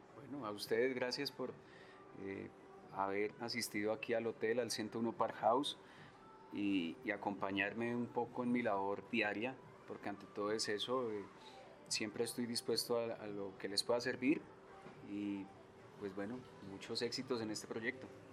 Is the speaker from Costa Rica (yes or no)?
no; Colombia; como cocineros colombianos